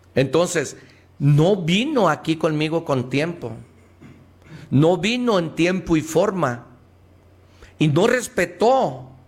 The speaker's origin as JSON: {"language": "Spanish", "country": "Mexico"}